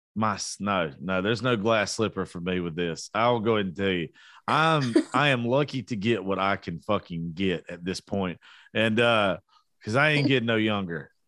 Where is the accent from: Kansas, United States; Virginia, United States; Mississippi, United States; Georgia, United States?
Georgia, United States; South; I am from South Georgia.